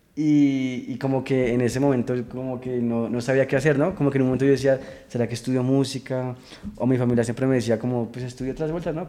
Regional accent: Chía, Cundinamarca, Colombia; yo soy de, de Chía, que queda al norte de Bogotá. Eh, pues, ahí nací, crecí, estudié de todo.

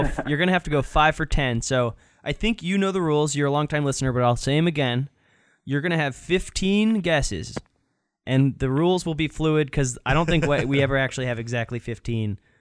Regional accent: Florida, United States; now in Boston, United States; I'm from Florida

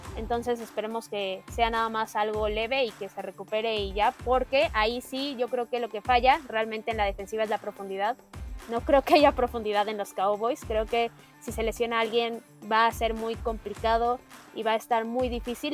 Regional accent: Mexico; como mexicanos

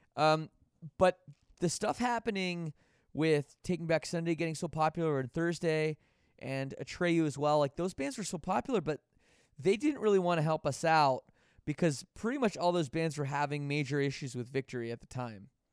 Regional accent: Canada; being from Canada

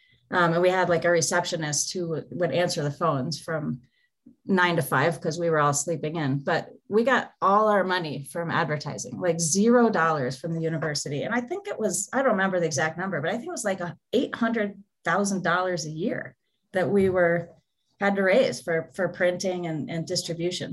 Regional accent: Naples, Florida, United States; moved away as an adult; I grew up in Naples, small town in Florida

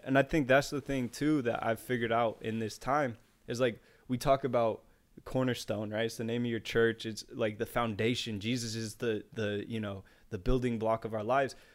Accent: United States; even as an American

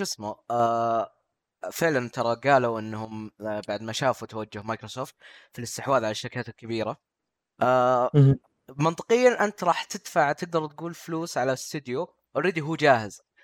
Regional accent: Saudi Arabia; عندنا في السعوديه

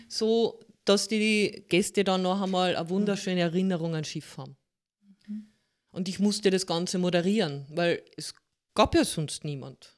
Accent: Carinthia, Austria; ich bin gebürtige Kärntnerin mit holländischen Wurzeln.

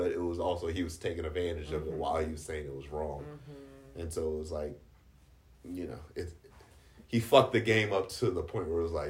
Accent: Washington, District of Columbia, United States; oh, I grew up in D.C. and you live here now.

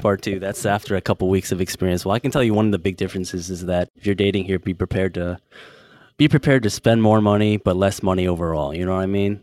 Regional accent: San Francisco, California, United States; now in Bangkok, Thailand; I'm from San Francisco

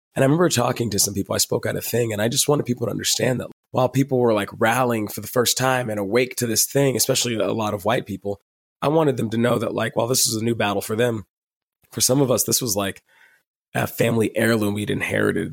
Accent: Dallas, Texas, United States; I am from Dallas, Texas

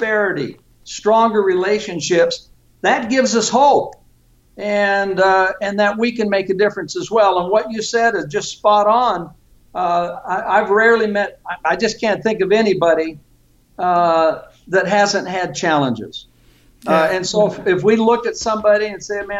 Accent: Vallejo, California, United States; moved away as an adult; also born or lived in San Francisco, California; I was raised in Vallejo, California

